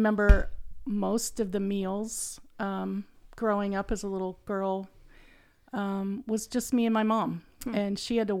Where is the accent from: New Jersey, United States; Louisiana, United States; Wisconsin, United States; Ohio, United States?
Ohio, United States; Lancaster; born there; I was born in 1957 in Lancaster, Ohio. That's a little town in the central part of Ohio. I say it's in between going to Ohio State and OU.